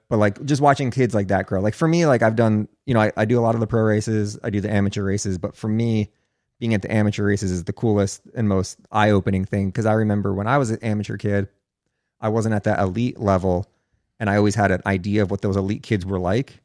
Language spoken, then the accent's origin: English; New Jersey, United States; I'm from New Jersey